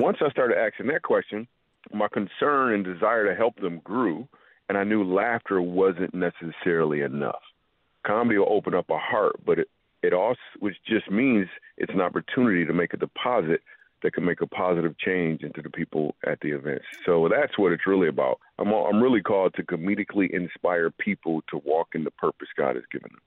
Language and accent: English; Grand Rapids, Michigan, United States; I grew up in Grand Rapids, Michigan